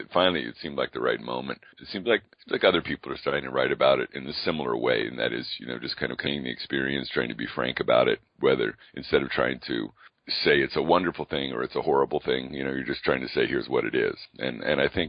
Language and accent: English; California, United States; moved away; I grew up in California